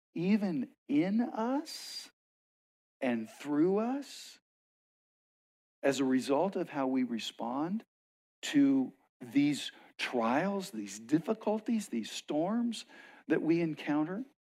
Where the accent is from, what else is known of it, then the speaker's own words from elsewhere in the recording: West Texas, United States; now in Arizona, United States; I grew up in West Texas